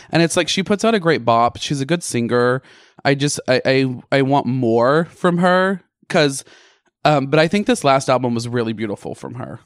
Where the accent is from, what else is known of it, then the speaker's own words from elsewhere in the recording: Bald Knob, Arkansas, United States; moved away; growing up in Arkansas in Ball Knob